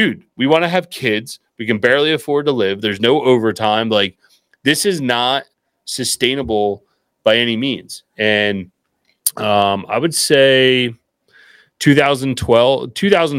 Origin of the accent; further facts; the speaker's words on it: just outside of Philadelphia, Pennsylvania, United States; I'm actually just outside of Philadelphia, but our office is in Baltimore, Maryland